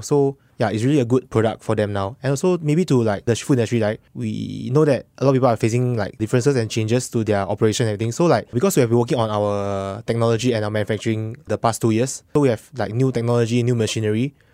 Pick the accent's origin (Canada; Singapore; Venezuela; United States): Singapore; I'm a Singaporean as well